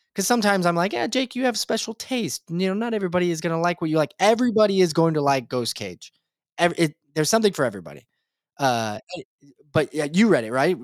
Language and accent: English; Nebraska, United States; I'm from Nebraska